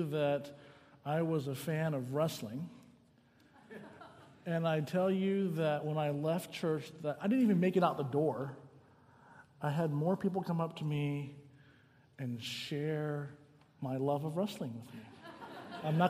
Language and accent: English; the South, United States; moved away as an adult; also born or lived in Southern California; now in California, United States; I grew up in the South